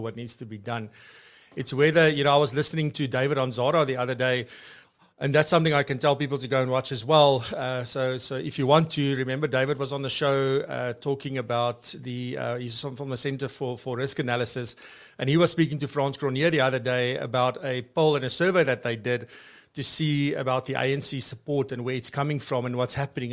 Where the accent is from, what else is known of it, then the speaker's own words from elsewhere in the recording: Free State, South Africa; I'm from the Free State